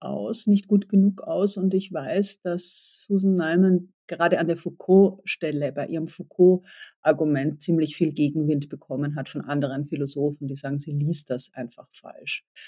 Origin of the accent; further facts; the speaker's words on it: Austria; mir als Österreicherin